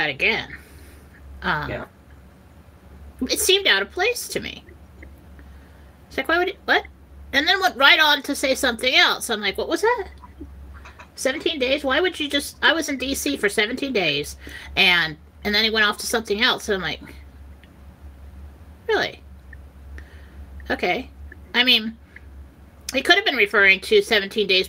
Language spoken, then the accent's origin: English; San Diego, California, United States; now in Idaho, United States; I was raised in San Diego